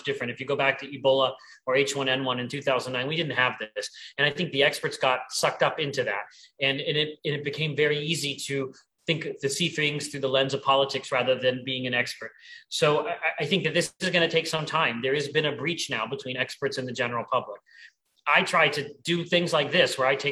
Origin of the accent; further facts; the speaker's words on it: Pennsylvania, United States; in my home state in Pennsylvania